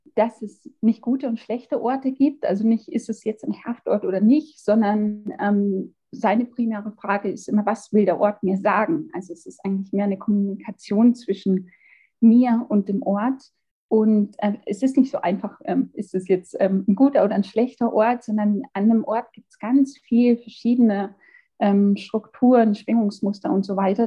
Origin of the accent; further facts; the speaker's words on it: Amberg, Bavaria, Germany; moved away as an adult; also born or lived in Regensburg / Gotland, Sweden / Munich; ich bin in Amberg geboren, in der Oberpfalz, bin nach einigen Jahren, die ich für Studium und Arbeit in Regensburg, in Schweden, auf der Insel Gottland und ähm, in München verbracht habe, jetzt quasi wieder ähm, hierher zurückgekommen